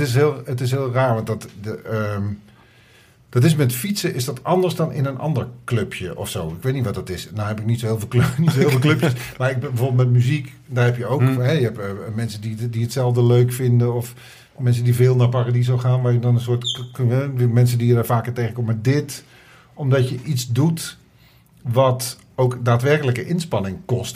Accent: Oosterbeek, Gelderland, Netherlands; now in Amsterdam, Netherlands; bij mij in Oosterbeek, waar ik vandaan kom

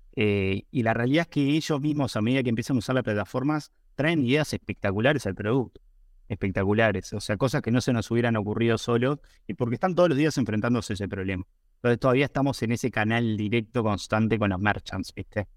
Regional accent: Uruguay; yo soy de Uruguay

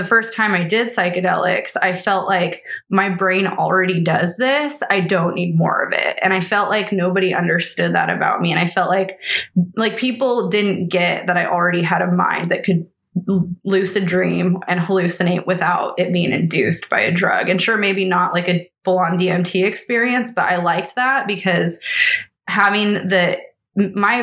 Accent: Eastern Washington, United States; I grew up in Eastern Washington

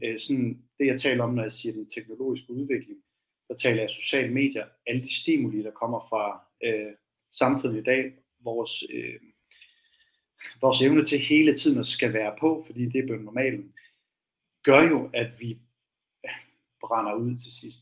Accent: Aalborg, North Denmark Region, Denmark; now in Copenhagen, Denmark; jeg er fra Aalborg, oprindeligt bor i København

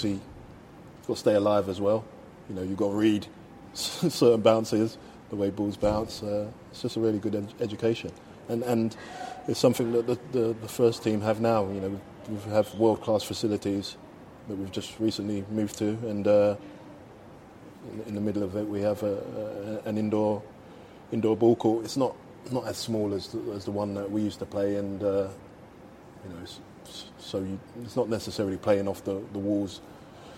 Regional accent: London, United Kingdom; I come from Bow

